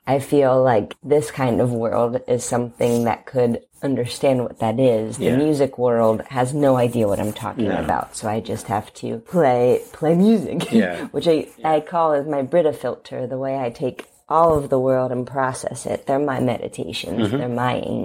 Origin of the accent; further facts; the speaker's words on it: Covington, Kentucky, United States; also born or lived in Cincinnati, Ohio; I am from Covington, Kentucky